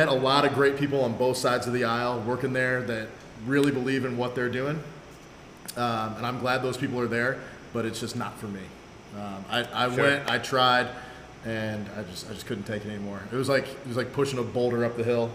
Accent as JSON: {"language": "English", "region": "Central Illinois", "country": "United States", "also_born_or_lived": "Washington, D.C.", "moved": "as an adult", "said": "I'm originally from Central Illinois."}